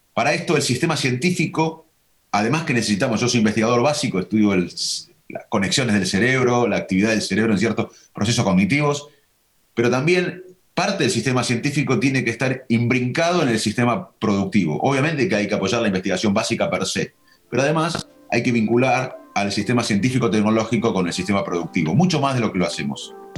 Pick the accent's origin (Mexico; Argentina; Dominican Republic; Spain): Argentina; Un país como Argentina, de 45 millones de habitantes, que seremos 50 en unos años